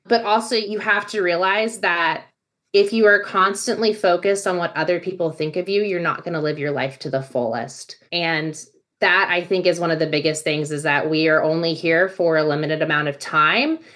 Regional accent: Virginia, United States; moved away as an adult; also born or lived in Texas; now in Austin, United States; while I was born in Texas, I grew up in Virginia.

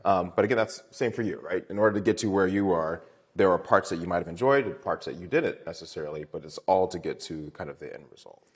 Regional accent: Baltimore, Maryland, United States; I am from Maryland. Uh, I went to Poly for high school.

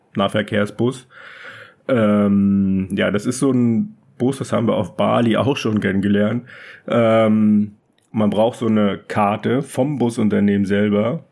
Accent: Germany; moved away as an adult; als Deutscher

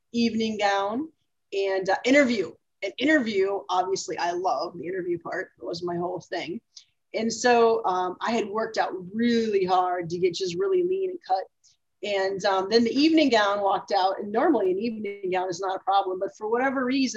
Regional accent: Minnesota, United States; moved away; also born or lived in Texas; I'm originally from Minnesota

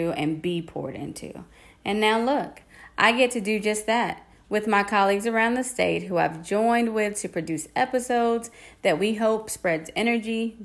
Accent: Fayetteville, North Carolina, United States; I'm a North Carolina native, born and raised in Fayetteville

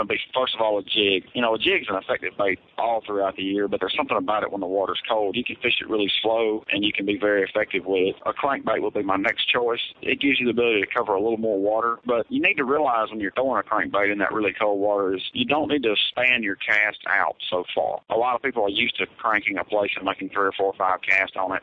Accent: South Mississippi, United States; I'm from South Mississippi

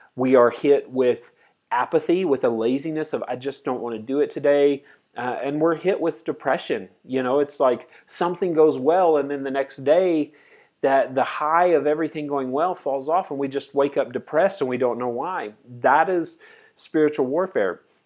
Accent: United States; as an American, American teenager guy

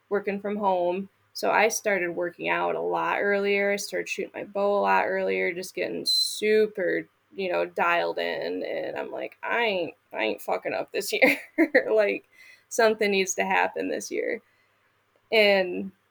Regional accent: Michigan, United States; moved away; Up, growing up

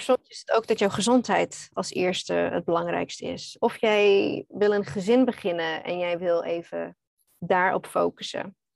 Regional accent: Australia; Dutch is a second language; moved away as an adult; also born or lived in Netherlands; now in Bali, Indonesia; Nederlands is niet mijn eerste taal. Ik ben eigenlijk Australisch

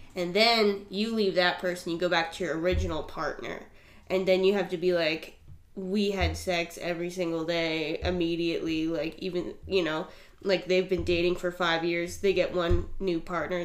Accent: Vermont, United States; I'm from Vermont.

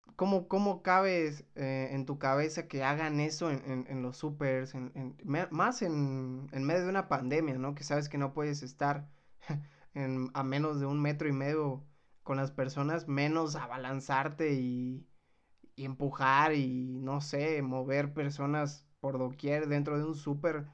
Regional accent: Mexico

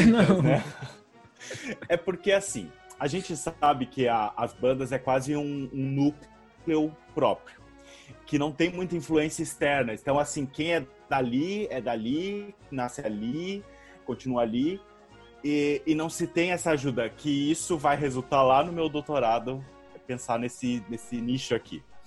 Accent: Rio Grande, Rio Grande do Sul, Brazil; moved away; also born or lived in Porto Alegre / Santa Catarina / Sergipe / Roraima; eu fui para o sul do estado, em, na cidade de Rio Grande, na, no Rio Grande do Sul mesmo, uh, onde eu morei desde os cinco anos

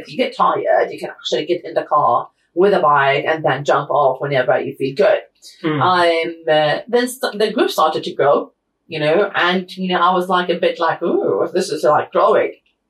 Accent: Manchester, North West England, United Kingdom; born there; I was born in Manchester, so it's fine.

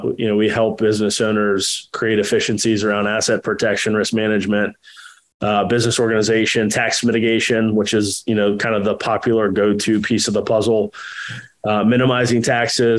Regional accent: Jacksonville, Florida, United States; also born or lived in Texas; I was born in Texas. And then, you know, shortly after we came east and been in Jacksonville since I was two. Did traditional schooling here

